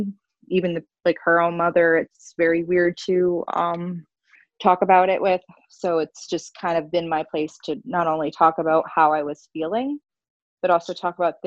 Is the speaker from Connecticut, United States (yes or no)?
yes; Connecticut, United States; I'm from Connecticut